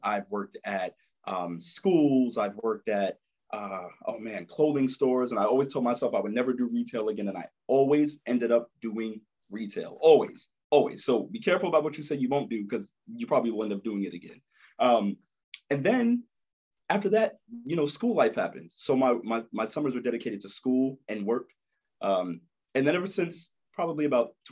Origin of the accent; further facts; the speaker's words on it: New York City, New York, United States; I am from Brooklyn, New York, born and raised, Crown Heights area